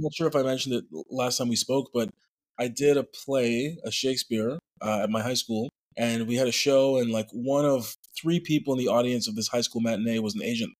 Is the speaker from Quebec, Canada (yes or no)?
yes; Montreal, Quebec, Canada; moved away as an adult; also born or lived in Vancouver; I was born in Montreal, Quebec, in a neighborhood called Côte des Neiges